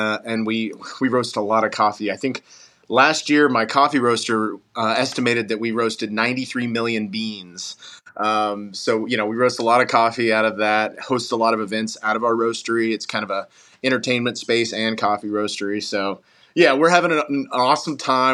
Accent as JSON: {"language": "English", "town": "Knoxville", "region": "Tennessee", "country": "United States", "tie": "born or raised there", "also_born_or_lived": "Asheville, North Carolina", "said": "I was born in Asheville, North Carolina, but Knoxville, Tennessee is home. Moved here when I was 5 years old"}